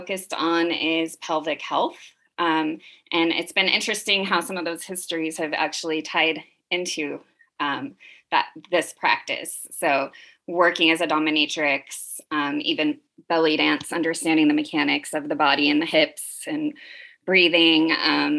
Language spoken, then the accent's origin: English; the Valley, California, United States; also born or lived in Oakland; I grew up in the Valley-ish. Like, I've been in California since I was 6